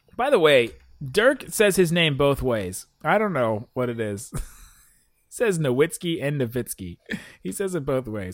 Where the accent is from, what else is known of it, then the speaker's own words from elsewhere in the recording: Cincinnati, Ohio, United States; I am from Cincinnati